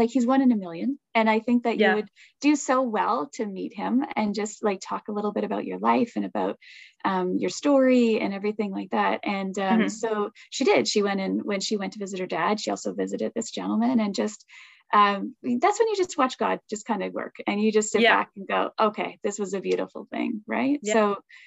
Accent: Toronto, Ontario, Canada; moved away; I'm from Toronto, right? That's I've lived for Toronto for a bit

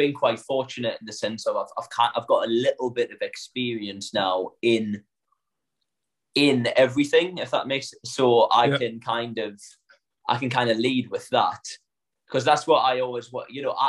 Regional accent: Northern England, United Kingdom; accent: northern; now in London, United Kingdom; one thing that my training and then moving down to London taught me was that my accent is my USP.

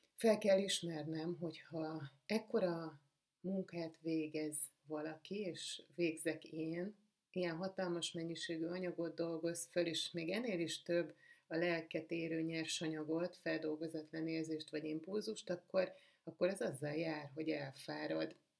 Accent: Budapest, Hungary; egészen sokáig úgy éltem az életemet, hogy én egy tőzsgyökeres budapesti vagyok

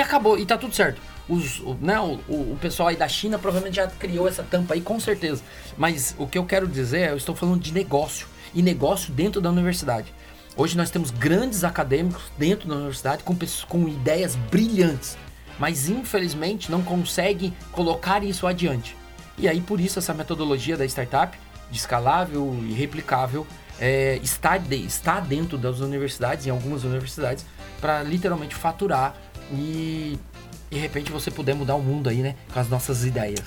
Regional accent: Curitiba, Paraná, Brazil; now in Fortaleza, Brazil; Eu sou de Curitiba

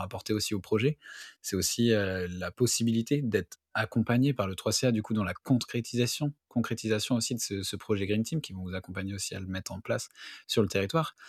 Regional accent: Hauts-de-France, France; je suis aussi originaire du nord de France

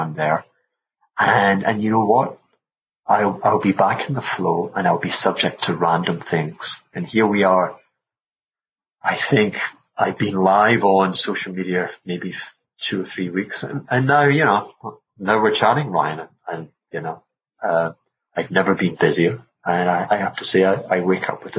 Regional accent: Glasgow, Scotland, United Kingdom; moved away; also born or lived in Caribbean; They're from Glasgow. I'm from Glasgow

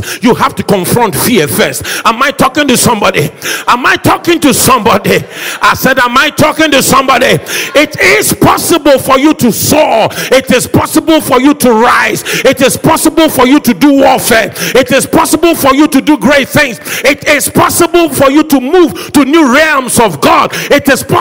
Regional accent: Accra, Greater Accra, Ghana; I was raised in Sukula. Nobody wants to come from that part of Accra

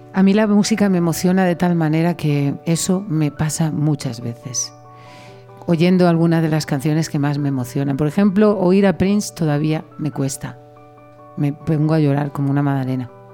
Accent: Yecla, Region of Murcia, Spain; moved away as an adult; also born or lived in Paris / Valencia; yo nací en París, pero toda mi familia es de Yecla, de un pueblo de Murcia. Y yo me crié realmente en Yecla

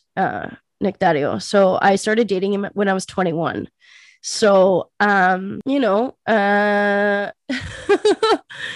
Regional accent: Canada; we're Greek first and then we're Canadian

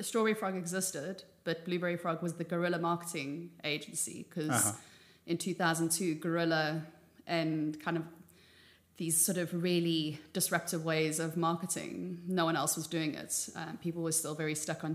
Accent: South Africa; moved away as an adult; now in Amsterdam, Netherlands; I'm South African, born and raised, but a fake Dutch person, as I put it, because I've been in Amsterdam for over 20 years.

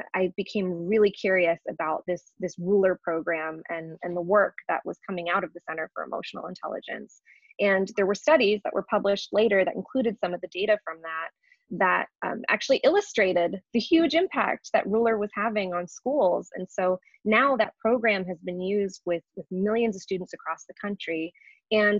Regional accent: San Francisco Bay Area, California, United States; moved away as an adult; also born or lived in New York; I was born and raised in the San Francisco Bay Area and actually lived in New York for about 10 years

